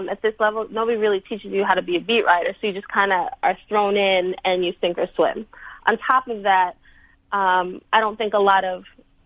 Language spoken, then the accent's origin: English; New York City, New York, United States; I'm from Brooklyn